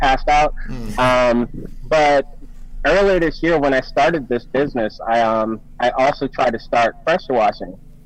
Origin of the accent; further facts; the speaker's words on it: Summerville, South Carolina, United States; moved away; I'm actually from Somerville.